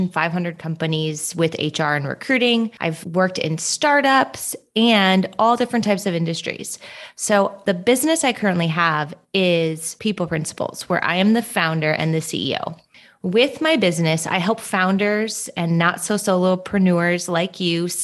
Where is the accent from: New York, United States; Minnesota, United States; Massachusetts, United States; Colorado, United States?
Minnesota, United States; moved away as an adult; also born or lived in Southern California; now in Phoenix, United States; I'm born and raised in Minnesota